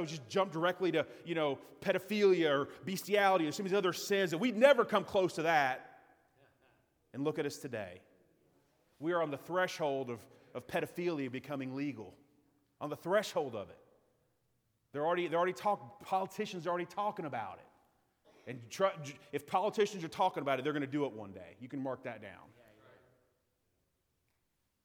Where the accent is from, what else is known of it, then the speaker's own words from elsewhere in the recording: United States; as an American citizen